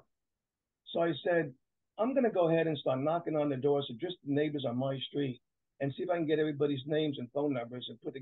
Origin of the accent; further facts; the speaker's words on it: New York, United States; also born or lived in Orangevale, California; now in Sacramento area, United States; I'm originally from New York